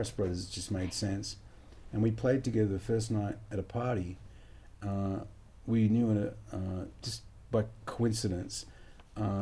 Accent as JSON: {"language": "English", "town": "Perth", "region": "Western Australia", "country": "Australia", "tie": "born or raised there", "said": "growing up in Perth in Western Australia"}